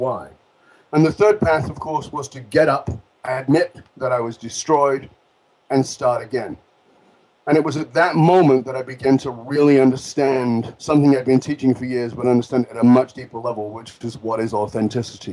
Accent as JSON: {"language": "English", "town": "Salford", "region": "North West England", "country": "United Kingdom", "tie": "born or raised there", "said": "I was born in Broughton, which is a ghetto inside of a ghetto of Salford, which is part of Manchester."}